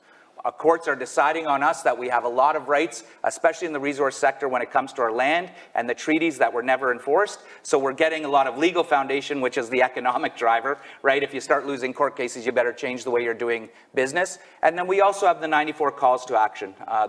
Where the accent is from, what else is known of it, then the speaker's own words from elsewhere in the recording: Curve Lake First Nation, Ontario, Canada; I'm a member of the Curve Lake First Nation. I come from a family of chiefs. My grandfather was a chief, my father was a chief